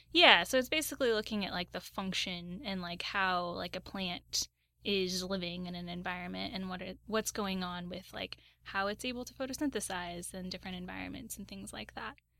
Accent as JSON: {"language": "English", "region": "Southern Oregon", "country": "United States", "tie": "born or raised there", "also_born_or_lived": "Los Angeles", "moved": "as an adult", "said": "I grew up in Southern Oregon"}